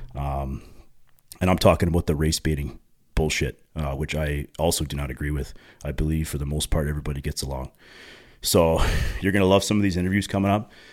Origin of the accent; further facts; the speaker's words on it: Pickering, Ontario, Canada; now in Uxbridge, Canada; two parents actually from Pickering, Ontario, which is just east of Toronto. It's actually my hometown where I grew up.